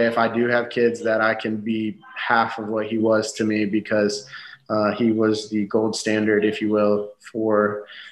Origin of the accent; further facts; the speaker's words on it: United States; as Americans in a different country that doesn't speak our language